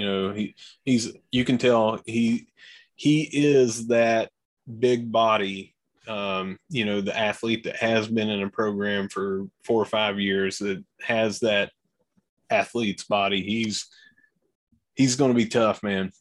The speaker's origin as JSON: {"language": "English", "town": "Gilbert", "region": "West Virginia", "country": "United States", "said": "from Gilbert"}